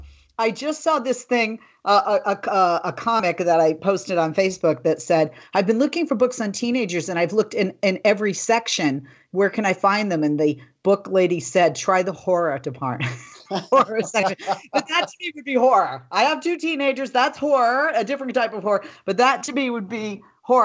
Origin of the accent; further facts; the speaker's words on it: Boston, Massachusetts, United States; moved away; I'm from Boston, Massachusetts originally